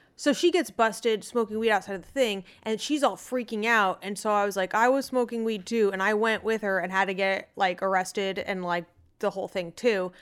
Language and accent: English; Arizona, United States; I'm from Arizona